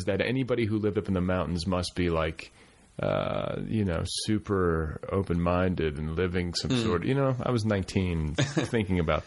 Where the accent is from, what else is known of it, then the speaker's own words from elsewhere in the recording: Midwest, United States; moved away; also born or lived in Colorado; I come from the Midwest, which was like really, you know, I grew up in this like really conservative suburb